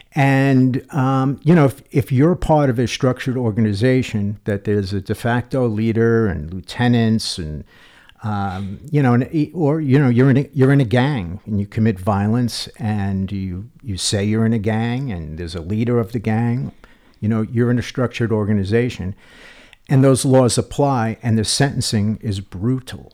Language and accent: English; New York, United States; I grew up in New York